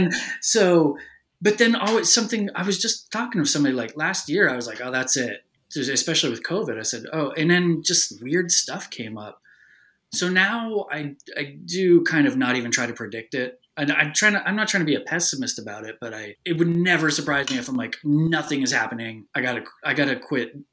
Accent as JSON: {"language": "English", "area": "Humboldt County", "region": "California", "country": "United States", "tie": "born or raised there", "also_born_or_lived": "Santa Cruz, California", "moved": "yes", "said": "my hometown of like Humboldt County"}